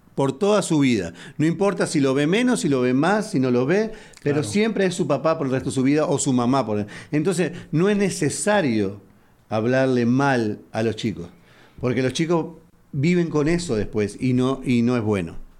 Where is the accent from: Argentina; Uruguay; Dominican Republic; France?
Uruguay; now in Houston, United States